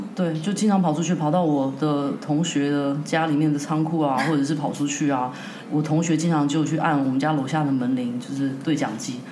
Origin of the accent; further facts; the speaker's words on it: Taiwan; moved away; 之前在台湾，其实我从小是跟狗一起长大的